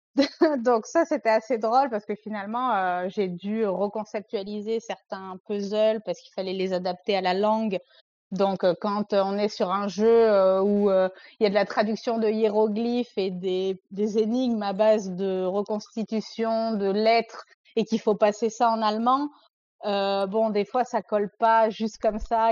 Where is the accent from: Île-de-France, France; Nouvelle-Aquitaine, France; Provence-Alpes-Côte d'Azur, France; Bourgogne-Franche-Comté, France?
Provence-Alpes-Côte d'Azur, France; moved away as an adult; also born or lived in Paris region; je suis une jeune femme de presque 30 ans qui vient de la région PACA, donc euh, le sud de la France.